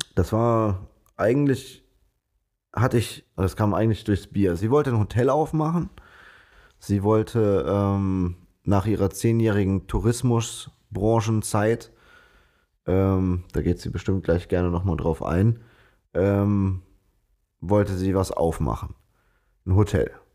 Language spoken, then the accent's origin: German; Bonn, North Rhine-Westphalia, Germany; Wir sind beide Bonner, hier geboren, äh, aufgewachsen, zur Schule gegangen